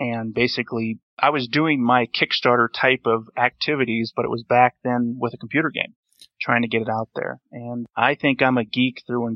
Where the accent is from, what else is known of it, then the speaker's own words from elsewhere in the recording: North Dakota, United States; I was born and raised in North Dakota